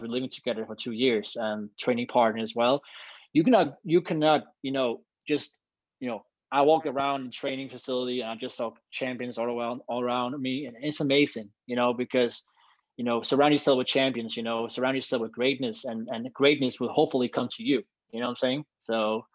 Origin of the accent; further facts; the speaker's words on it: Copenhagen, Capital Region of Denmark, Denmark; also born or lived in United States; now in Copenhagen, Denmark; I'm from Copenhagen, Denmark, and I'm a long jumper